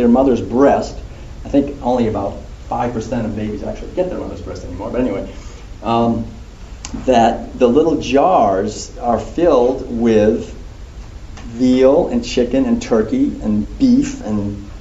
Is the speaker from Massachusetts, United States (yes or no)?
yes; Concord, Massachusetts, United States; I was born in a family in Concord, Massachusetts